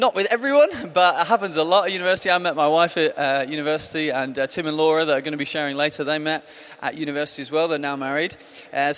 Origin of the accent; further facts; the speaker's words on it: the Northwest, North West England, United Kingdom; moved away as an adult; now in Brighton, United Kingdom; I grew up in the Northwest, as you might be able to tell from my accent